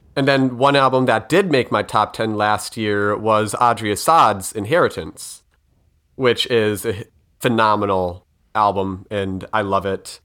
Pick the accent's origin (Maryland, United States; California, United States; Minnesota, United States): Minnesota, United States; I'm Minnesotan